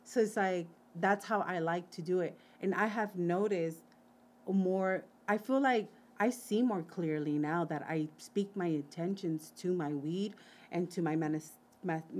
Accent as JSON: {"language": "English", "town": "Wilmington", "region": "California", "country": "United States", "tie": "born or raised there", "said": "growing up in Wilmington."}